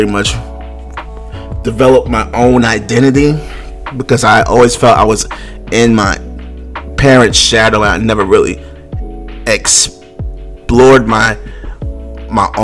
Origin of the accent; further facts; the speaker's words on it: New York City, New York, United States; moved away as an adult; now in Virginia, United States; I'm from Brooklyn, New York, born and raised, Bed-Stuy, do or die.